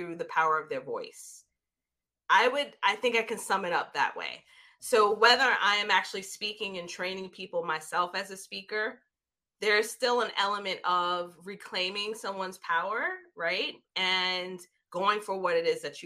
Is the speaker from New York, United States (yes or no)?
yes; New York City, New York, United States; growing up in New York City, Jamaica, Queens